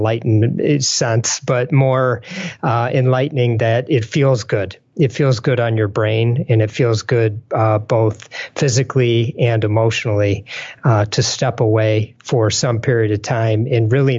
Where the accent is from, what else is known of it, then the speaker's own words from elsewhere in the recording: Detroit, Michigan, United States; I'm from Detroit